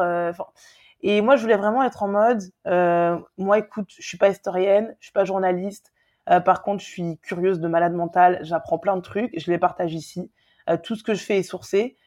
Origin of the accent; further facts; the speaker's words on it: Guadeloupe; je suis guadeloupéenne